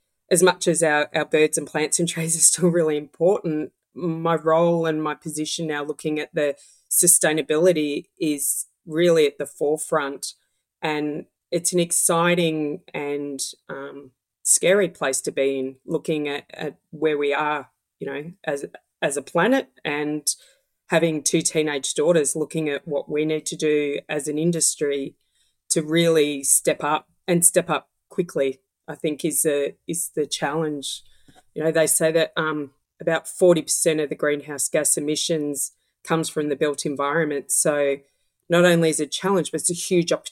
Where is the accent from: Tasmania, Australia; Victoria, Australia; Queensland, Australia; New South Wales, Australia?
Victoria, Australia; Melbourne; growing up in the West of Melbourne many years ago